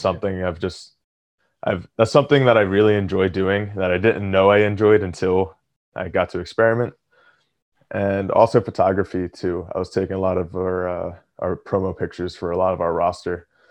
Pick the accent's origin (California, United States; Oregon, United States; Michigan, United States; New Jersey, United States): New Jersey, United States; Atlantic City; moved away as an adult; also born or lived in Philadelphia area; now in near Philadelphia, United States; I grew up in Atlantic City, and right now I live right outside Philly